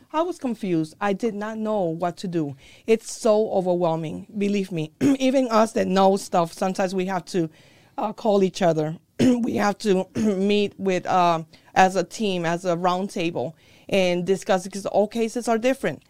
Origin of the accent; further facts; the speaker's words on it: Puerto Rico; also born or lived in New York, United States; now in United States; I was born in here in the United States in New York, but I was a very early age uh, taken to or sent to Puerto Rico. That's where my grandparents and my mom's parents were. Um, I went through school there as well